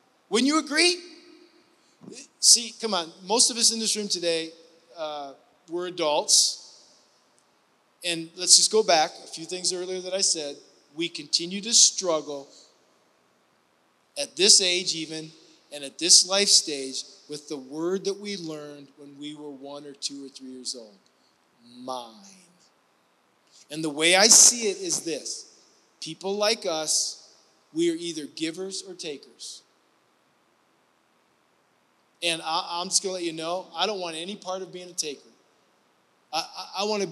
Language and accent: English; Ohio, United States; moved away; I grew up in the Midwest, in the state of Ohio, in the northwest part by Lake Erie